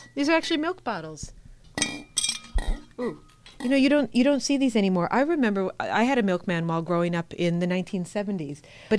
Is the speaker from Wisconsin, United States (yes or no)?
yes; Wisconsin, United States; I grew up in Wisconsin